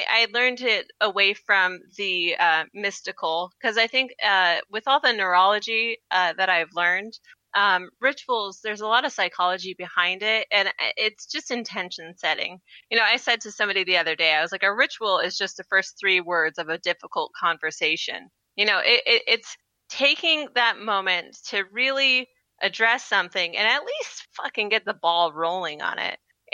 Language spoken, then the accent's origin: English; Washington, United States; moved away; my hometown is Washington State.